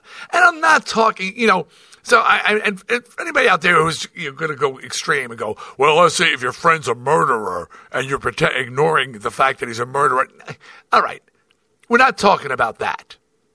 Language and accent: English; New York, United States; I'm from New York, and I support New York teams